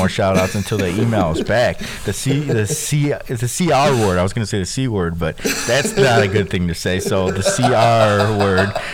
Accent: Chicago, Illinois, United States; I'm from Chicago

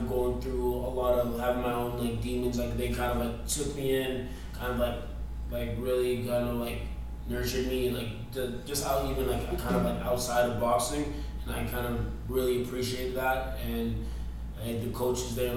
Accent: Toronto, Ontario, Canada; now in British Columbia, Canada; I'm originally from Toronto, Ontario, Scarborough, actually

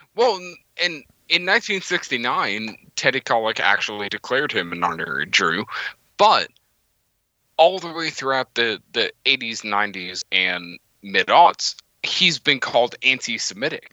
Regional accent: Florida, United States; I was born in Florida. I grew up going to Disney and Islands of Adventure, Universal

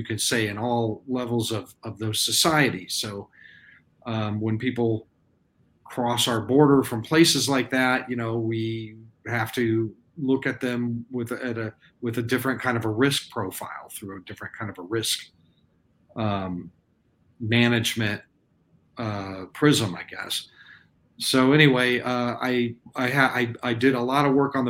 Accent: Texas, United States; I was born in Texas, and I've lived here for a big chunk of my life

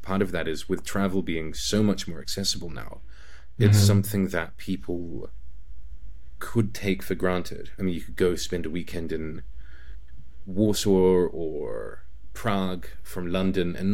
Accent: New Zealand; moved away as an adult; also born or lived in China / Spain / Hungary / United Kingdom; now in Poland; As a Kiwi

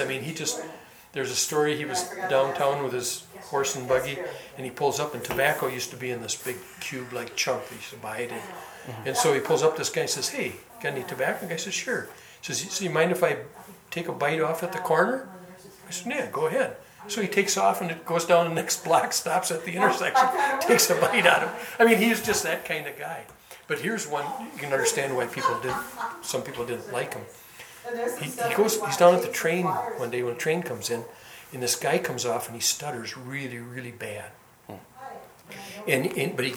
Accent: Rhinelander, Wisconsin, United States; I'm from Rhinelander

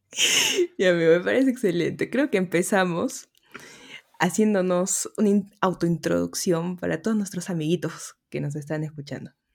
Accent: Arequipa, Peru; yo soy arequipeña. Si escuchan un poquito el dejo, se aguantan nomás

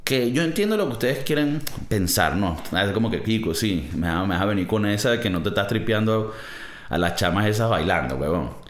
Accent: Venezuela; moved away; Un escape room, marico, venimos de Venezuela eso sí fue un escape room.

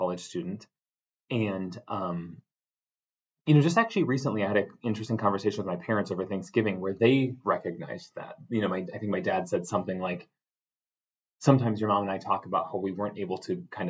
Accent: Coon Rapids, Minnesota, United States; also born or lived in Seattle; now in Duluth, United States; I'm from Minnesota originally. I went to Coon Rapids High School. I lived in Coon Rapids my whole life

